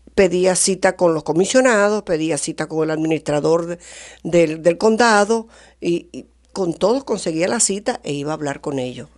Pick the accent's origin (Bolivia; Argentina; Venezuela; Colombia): Venezuela; moved away as an adult; now in United States; yo soy venezolana, eh, aprendí inglés después de adulta